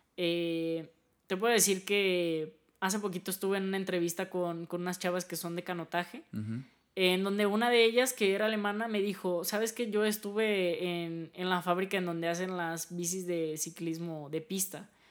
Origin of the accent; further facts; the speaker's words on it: Mexico; nosotros como mexicanos